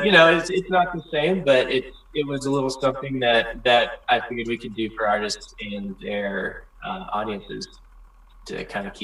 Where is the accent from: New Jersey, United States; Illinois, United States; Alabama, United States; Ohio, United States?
Ohio, United States; Morrow County; moved away as an adult; also born or lived in Portland; now in Chesapeake, Ohio, United States; originally, I grew up in Morrow County, Ohio, which is up in north central Ohio, pretty much in the cows and corn.